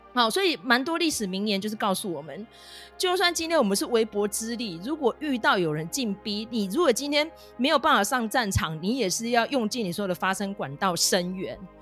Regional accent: Taiwan; 身为一个台湾人，自由人，哦，痛恨中共的人

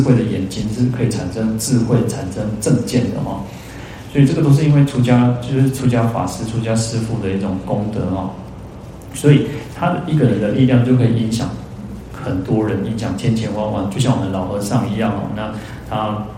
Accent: Taiwan; 我们，呃，台湾人

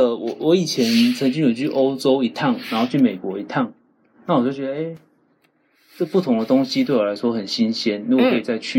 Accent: Pitou, Changhua County, Taiwan; 我在彰化。

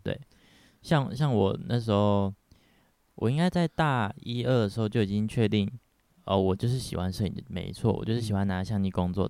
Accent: Pingtung County, Taiwan; moved away as an adult; now in Taipei, Taiwan; 我是来自屏东的小孩

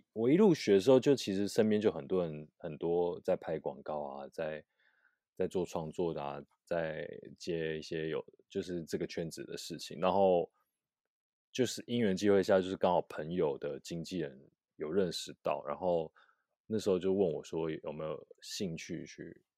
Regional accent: Taipei, Taiwan; 就是台北，

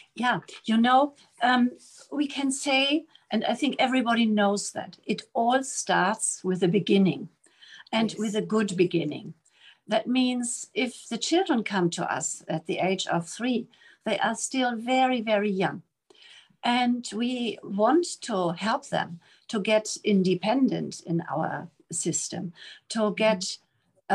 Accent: Germany; moved away as an adult; also born or lived in Namibia; now in Taipei, Taiwan; I'm coming from Germany and I'm here in Taipei

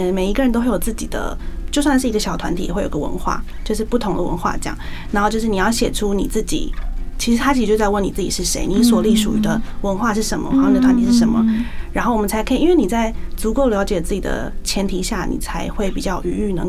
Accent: Hsinchu, Taiwan; 因为像小时候的时候，因为我是新竹人，

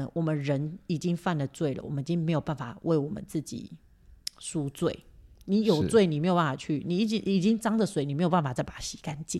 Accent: Taiwan; born there; 所以其实我也很很感谢神，我就生在台湾呢。

